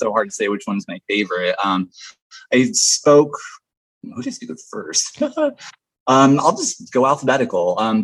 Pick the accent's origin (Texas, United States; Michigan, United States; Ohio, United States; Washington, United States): Washington, United States; Vancouver; now in Portland, United States; I grew up in Vancouver